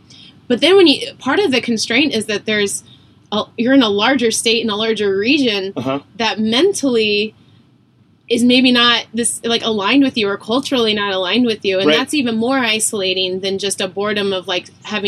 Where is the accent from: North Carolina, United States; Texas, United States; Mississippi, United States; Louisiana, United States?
Texas, United States; Austin; also born or lived in Oregon / New York; now in San Francisco, United States; I grew up in Austin. A blue pimple on a red state.